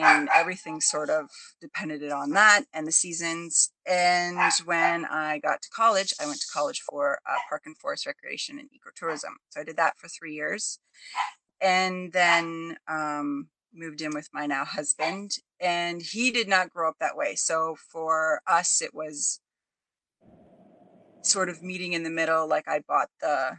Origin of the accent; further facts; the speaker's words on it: Ontario, Canada; I'm the foreigner. I'm from Ontario, Canada